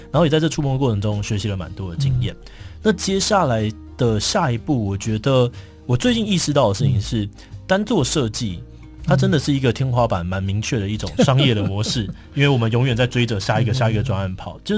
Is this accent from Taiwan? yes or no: yes; Hsinchu, Taiwan; 对，我是新竹人，我非常的紧张